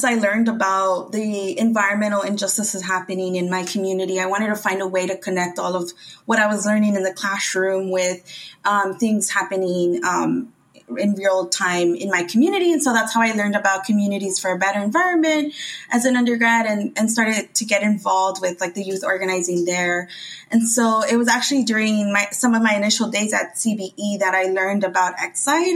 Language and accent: English; Los Angeles, California, United States; I'm from Boyle Heights. It's a Latina immigrant community filled with so much great food and community